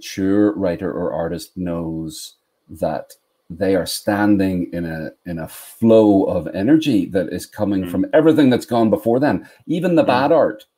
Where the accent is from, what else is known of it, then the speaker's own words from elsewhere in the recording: Belfast, Northern Ireland, United Kingdom; now in North Carolina, United States; I grew up in the north of Ireland, and I live in North Carolina